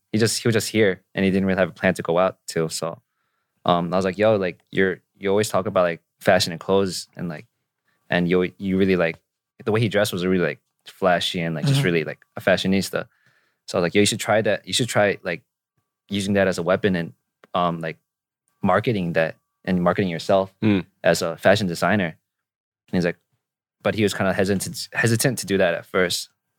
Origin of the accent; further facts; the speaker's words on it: Nyack, New York, United States; Like I was from Nyack, so that's a very like, it's like a village and it's very clean.